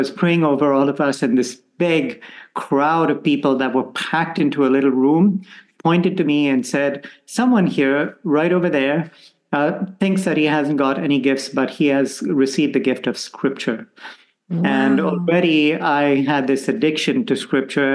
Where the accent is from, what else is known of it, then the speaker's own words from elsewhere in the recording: Bangalore, Karnataka, India; moved away as an adult; also born or lived in Goa; now in Rome, Italy; So I grew up in India, and even though my family originally comes from the Portuguese colony of Goa, we are settled in a place called Bangalore